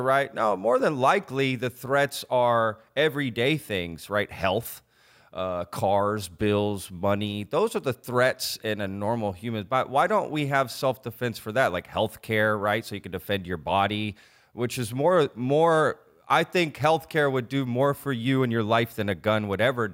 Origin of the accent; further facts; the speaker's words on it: Texas, United States; I grew up in Texas